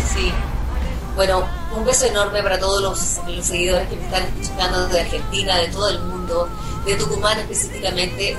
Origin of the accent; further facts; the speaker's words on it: Chile; en mi país